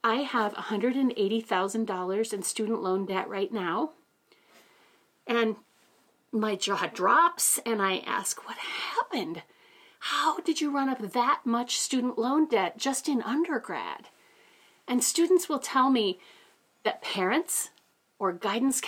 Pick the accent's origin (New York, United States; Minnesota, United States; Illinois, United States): Minnesota, United States; Ely; I was raised in Ely, Minnesota, a little town of 3,000 people